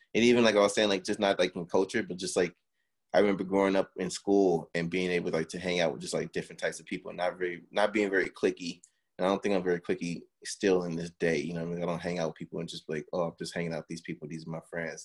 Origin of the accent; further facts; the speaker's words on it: Miami, Florida, United States; now in Los Angeles, United States; I grew up in Miami